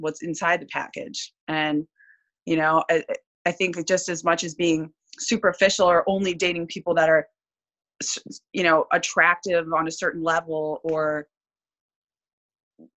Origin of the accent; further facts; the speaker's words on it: Midwest, United States; moved away as an adult; I grew up in the Midwest